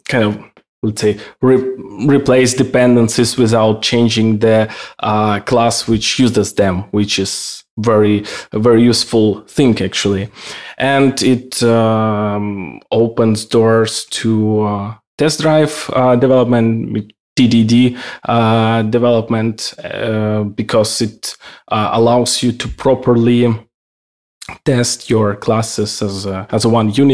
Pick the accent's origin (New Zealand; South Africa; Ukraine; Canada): Ukraine; now in Austria; I'm originally from Ukraine. Now I'm living in Austria